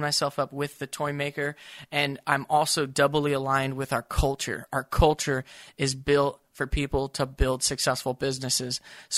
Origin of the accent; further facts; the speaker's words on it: Tulsa, Oklahoma, United States; I grew up in Tulsa where they talked about the toy maker's dream.